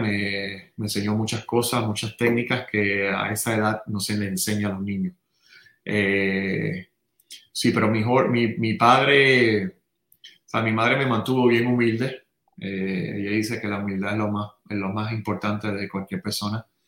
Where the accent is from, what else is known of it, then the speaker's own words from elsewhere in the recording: San Juan, Puerto Rico; also born or lived in Santurce; nací en San Juan, nací en Santurce, pero me crié en Río Piedras.